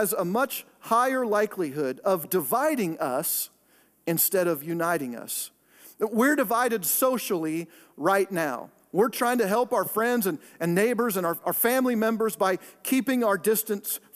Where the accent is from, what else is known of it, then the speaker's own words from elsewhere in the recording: Pacific Northwest, United States; moved away; the greater Northwest. That's my hometown, Oregon, Washington, that area